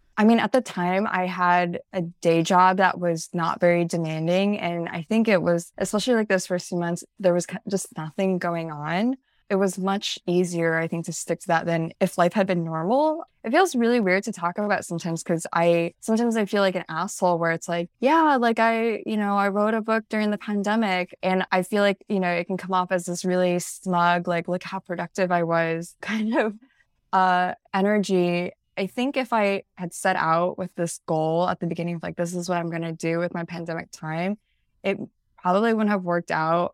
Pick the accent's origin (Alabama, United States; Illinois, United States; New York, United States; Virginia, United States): Illinois, United States; central; moved away; growing up in central Illinois, which also involved growing up in the Midwest as a Chinese American, as the daughter of immigrants